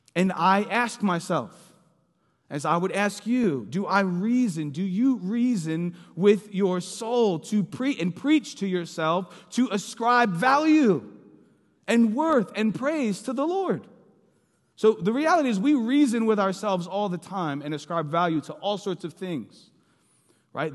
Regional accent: Philadelphia, Pennsylvania, United States; moved away; I'm from Philly.

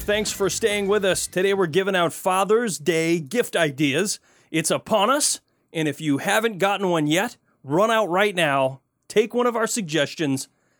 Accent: Flint, Michigan, United States; now in Pacific Northwest, United States; where I grew up in Michigan, grew up in Flint, Michigan, and it was cold in the wintertime.

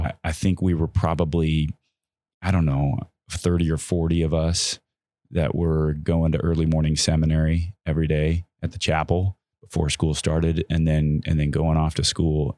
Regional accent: San Clemente, California, United States; I was also raised in California at a time in, in my hometown of San Clemente

